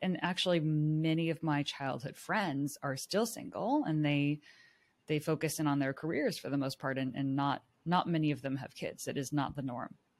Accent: Silicon Valley, California, United States; I grew up in Silicon Valley in, like, the heart of high-tech, urban culture

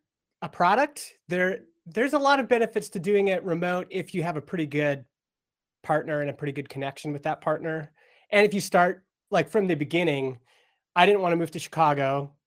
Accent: Stony Plain, Alberta, Canada; I grew up in Stony Plain, Alberta, little town west of Edmonton. It was little when I was growing up there. When I was growing up there, it was like a dusty agriculture town.

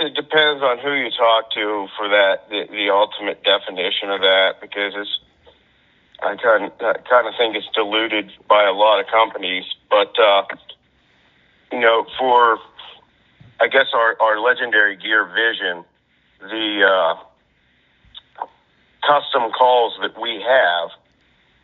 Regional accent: Brookville, Pennsylvania, United States; the farm that I grew up on in Brookville, Pennsylvania

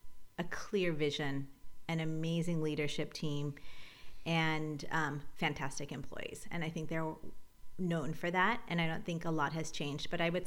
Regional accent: Seattle, Washington, United States; there's a huge difference, you know, growing up in the Seattle public schools in the 70s and the 80s

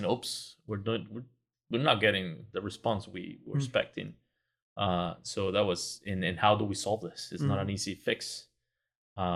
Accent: Venezuela; now in Texas, United States; I'm originally from Venezuela

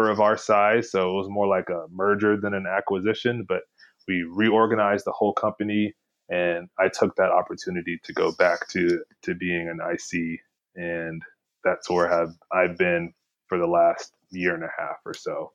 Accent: Houston, Texas, United States; I'm from Houston, Texas, originally

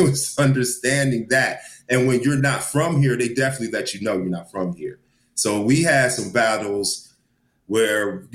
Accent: Dallas, Texas, United States; we grew up together here in Dallas

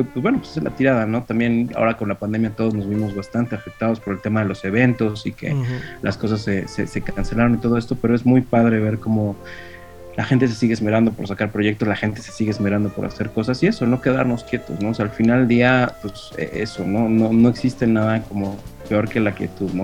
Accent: Mexico City, Mexico; yo soy chilango

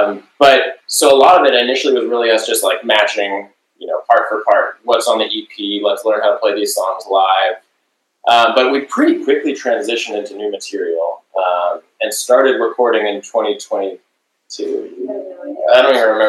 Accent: Bloomington, Indiana, United States; now in Bay Area, United States; I moved out to the Bay from Indiana. I was living in Bloomington, Indiana, from the Midwest. Been playing music my whole life out there, and moved out here to search for a band

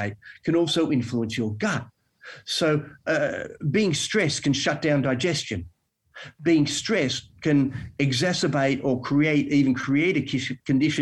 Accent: Melbourne, Victoria, Australia; moved away as an adult; now in Western Australia, Australia; I'm from Melbourne

